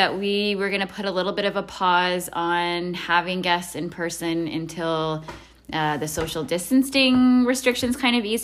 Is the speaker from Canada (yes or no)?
yes; Crescent Valley, British Columbia, Canada; born or raised there